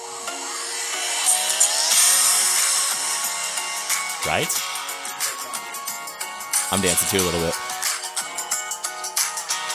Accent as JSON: {"language": "English", "country": "Mexico", "also_born_or_lived": "Orange County, California", "moved": "yes", "lives_now": "United States", "said": "I'm from Mexico"}